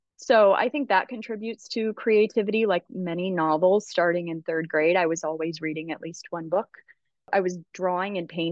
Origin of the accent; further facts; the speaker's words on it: Rockford, Illinois, United States; also born or lived in Georgia / Buffalo; But we moved around a bunch when I was a kid. So we kind of came gradually north. I did live in Buffalo for a minute. Then when I was 9, we settled in Rockford, Illinois